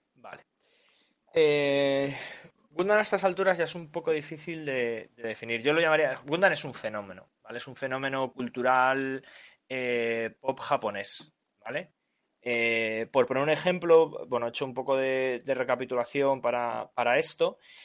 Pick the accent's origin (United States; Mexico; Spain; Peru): Spain; Yo como soy español